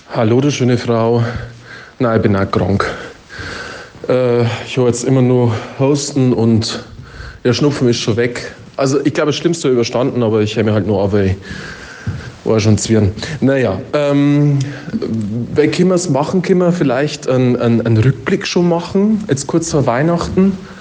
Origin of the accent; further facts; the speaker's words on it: Upper Palatinate, Bavaria, Germany; accent: Oberpfälzer; unseren Oberpfälzer Dialekt